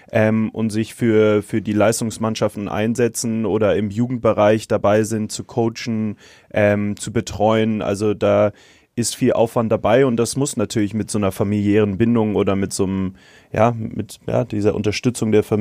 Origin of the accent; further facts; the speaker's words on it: Hamburg, Germany; ich komme ja ursprünglich aus Hamburg, äh, wo, wo etwas mehr Hockey äh, gespielt wird generell und das ein präsenterer Sport ist. Ähm, und ich bin drei Straßen entfernt von meinem Club aufgewachsen.